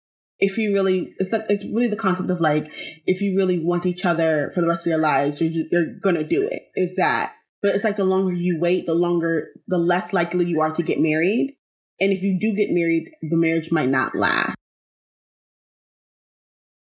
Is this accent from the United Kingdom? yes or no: no; New York, United States; I was born and raised in New York